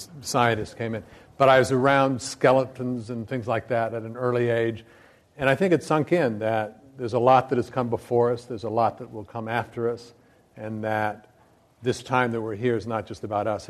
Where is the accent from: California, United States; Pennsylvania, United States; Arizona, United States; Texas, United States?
Arizona, United States; Flagstaff; I grew up in Flagstaff, Arizona